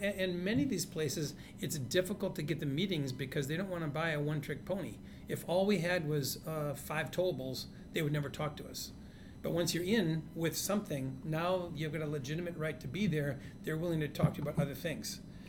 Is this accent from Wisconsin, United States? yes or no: yes; Hayward, Wisconsin, United States; moved away; also born or lived in Edina, Minnesota; So when I was a kid growing up in Hayward, Wisconsin